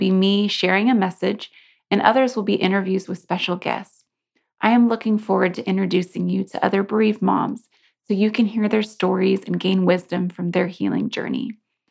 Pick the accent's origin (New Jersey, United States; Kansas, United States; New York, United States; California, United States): Kansas, United States; my home state of Kansas